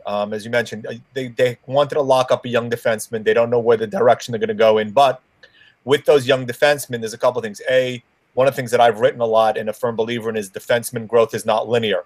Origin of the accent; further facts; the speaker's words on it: Merrick, New York, United States; my hometown, mm-hmm. where I live out in Merrick